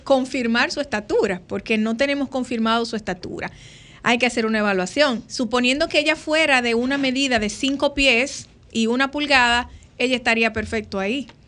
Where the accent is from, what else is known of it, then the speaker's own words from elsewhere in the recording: Dominican Republic; como buenos dominicanos, el plato de comida eh, de la cena navideña lleva el pastel en hoja